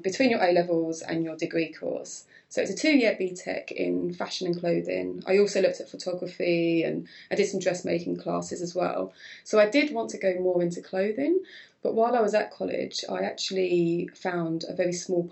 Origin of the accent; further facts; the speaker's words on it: Hoddesdon, East of England, United Kingdom; the job was actually based in Hoddesdon, which is my hometown, where my family, where I grew up